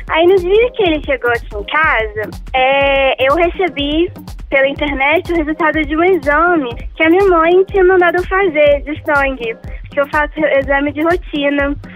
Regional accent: Rio de Janeiro, Brazil; now in Belo Horizonte, Brazil; Não, na verdade, eu sou do Rio e mudei pra BH.

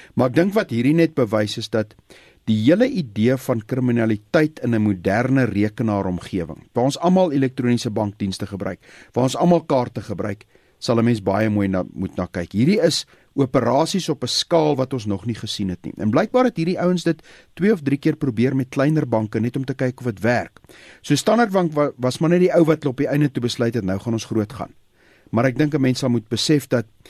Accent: South Africa; my en jou as Suid-Afrikaners

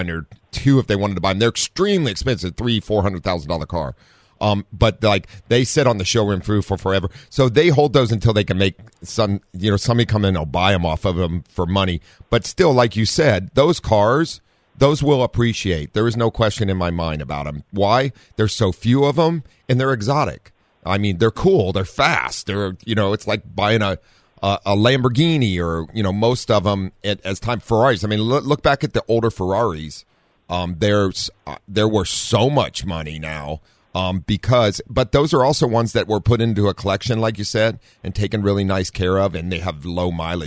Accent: Midwest, United States; now in Southern California, United States; I grew up in the Midwest

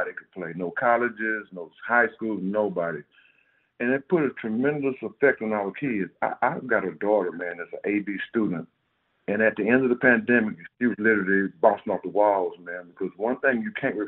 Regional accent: Houston, Texas, United States; I'm from Third Ward.

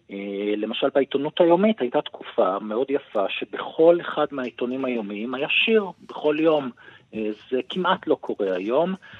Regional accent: Tzippori, Northern District, Israel; אני במקור ממושב ציפורי

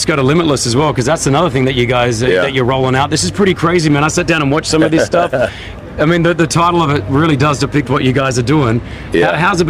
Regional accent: Australia; moved away as an adult; Super proud as a fellow Australian, mate.

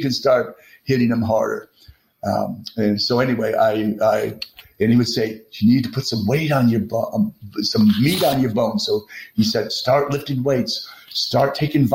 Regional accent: Texas, United States; I'm a Texan

